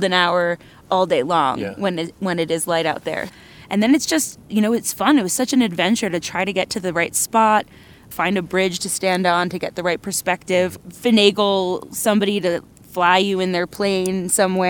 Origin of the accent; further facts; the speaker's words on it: New York City, New York, United States; growing up in New York City